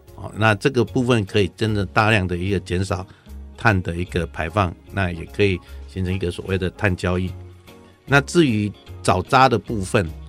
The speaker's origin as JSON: {"language": "Chinese", "country": "Taiwan", "said": "我们台湾这边"}